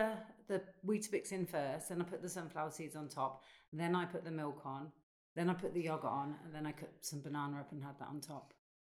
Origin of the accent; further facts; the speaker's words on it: Northampton, East Midlands, United Kingdom; I was born in Northampton, born and bred.